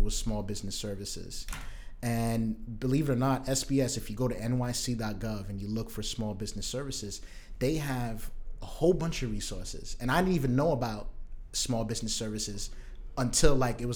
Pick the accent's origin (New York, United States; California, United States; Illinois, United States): New York, United States; New York City; also born or lived in Brooklyn; I am from Southeast Queens. I was born in Brooklyn, but was raised in Southeast Queens